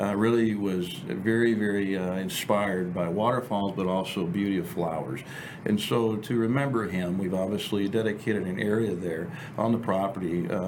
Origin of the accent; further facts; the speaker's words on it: Texas, United States; now in Hawaii, United States; we're from Texas